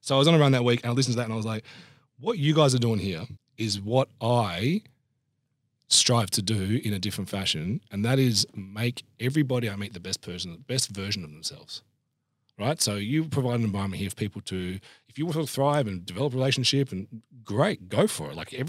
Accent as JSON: {"language": "English", "country": "Australia", "said": "so I don't consider myself Italian, right? Because I'd say I'm Australian with my passport, but because I didn't grow up around my very, very Italian Adelaide family."}